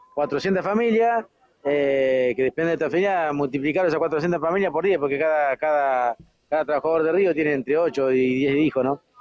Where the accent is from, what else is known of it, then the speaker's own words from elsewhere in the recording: Villa Constitución, Santa Fe, Argentina; Yo soy de Villa Constitución, provincia de Santa Fe